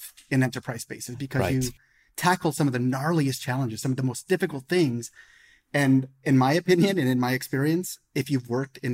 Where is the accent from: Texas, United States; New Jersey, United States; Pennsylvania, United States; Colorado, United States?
Colorado, United States; Denver; now in Silicon Valley, United States; I'm an American born and raised in Denver, Colorado, but live in Silicon Valley